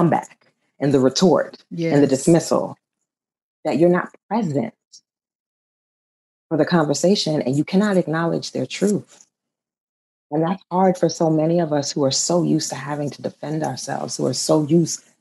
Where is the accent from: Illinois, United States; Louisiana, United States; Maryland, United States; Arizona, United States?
Louisiana, United States; New Orleans; if I'm dark skinned growing up in New Orleans